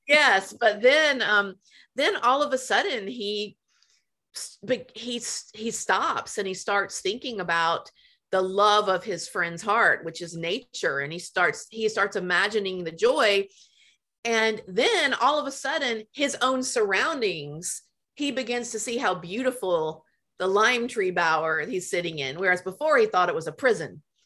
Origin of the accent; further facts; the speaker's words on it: Memphis, Tennessee, United States; moved away; I grew up in Memphis